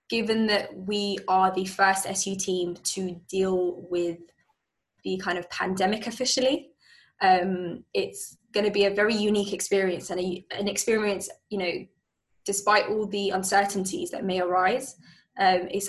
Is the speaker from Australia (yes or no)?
no; London, United Kingdom; I'm a Londoner as well